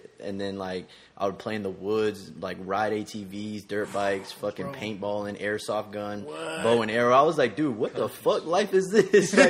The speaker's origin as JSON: {"language": "English", "town": "Indian Land", "region": "South Carolina", "country": "United States", "tie": "born or raised there", "also_born_or_lived": "Newark, United States", "said": "And then we moved from Newark to South Carolina, this little town called Indianland. It's not too little now. It got a lot bigger, but it was a huge culture shock for me, bro."}